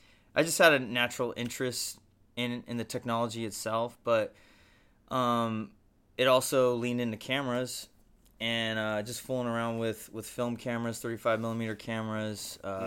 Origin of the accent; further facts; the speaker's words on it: San Diego, California, United States; Yeah, it's kind